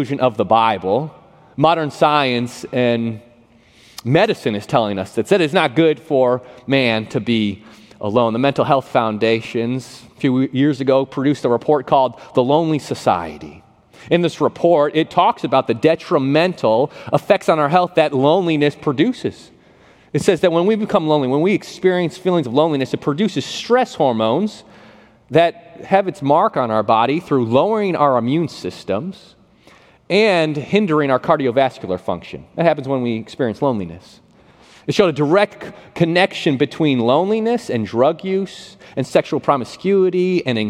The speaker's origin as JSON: {"language": "English", "town": "Buffalo", "region": "New York", "country": "United States", "tie": "born or raised there", "moved": "yes", "said": "Growing up in Buffalo, New York, I never had a house or an apartment that had air conditioning in it"}